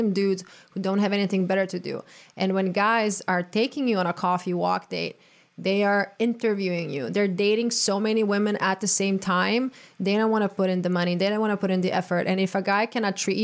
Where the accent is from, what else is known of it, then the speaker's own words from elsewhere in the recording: Croatia; now in United States; being born and raised in Croatia